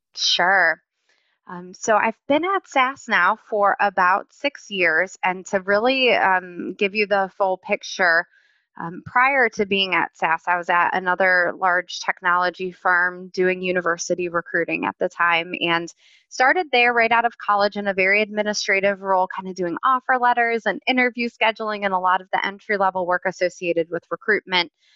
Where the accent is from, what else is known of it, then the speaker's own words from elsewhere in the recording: Cleveland, Ohio, United States; moved away as an adult; also born or lived in Raleigh, North Carolina; I am born and raised in Cleveland, Ohio, and spent about 13 years in Raleigh